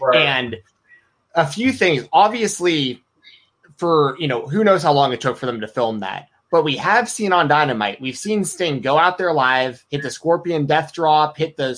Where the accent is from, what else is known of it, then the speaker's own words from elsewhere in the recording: Atlanta, Georgia, United States; I grew up in Atlanta.